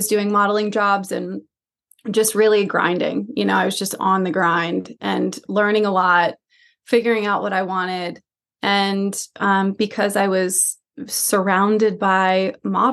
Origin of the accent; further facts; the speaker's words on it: Atlanta, Georgia, United States; moved away as an adult; now in Los Angeles, United States; I'm from Atlanta. I come from the South. I grew up in Atlanta, and I moved out to Los Angeles when I was around 21